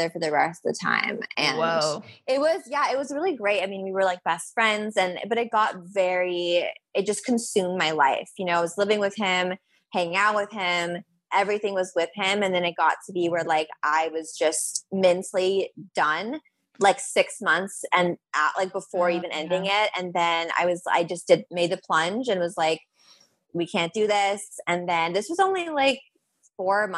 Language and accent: English; Los Angeles, California, United States; I'm born and raised in Los Angeles